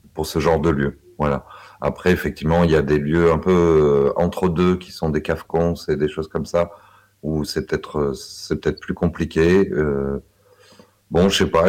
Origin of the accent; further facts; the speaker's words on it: Saint-Étienne, Auvergne-Rhône-Alpes, France; je suis de Saint-Étienne